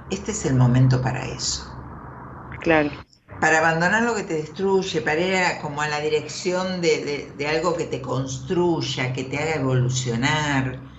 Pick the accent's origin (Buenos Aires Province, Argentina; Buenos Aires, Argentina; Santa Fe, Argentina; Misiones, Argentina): Misiones, Argentina; Posadas; De Posadas, Misiones.